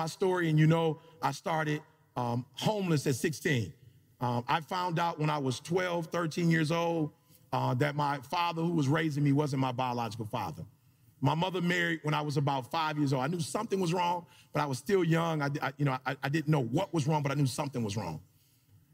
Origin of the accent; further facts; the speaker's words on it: Detroit, Michigan, United States; moved away as an adult; I grew up in Detroit, Michigan